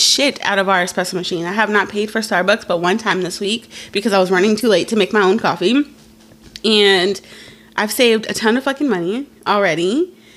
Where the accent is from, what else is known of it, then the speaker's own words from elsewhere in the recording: California, United States; we're from California